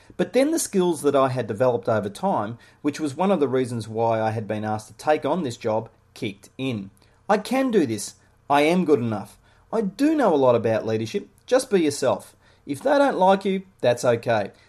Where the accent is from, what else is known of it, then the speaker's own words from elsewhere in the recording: Melbourne, Victoria, Australia; Growing up in suburban Melbourne, Australia, I dreamed of being an Australian rules footballer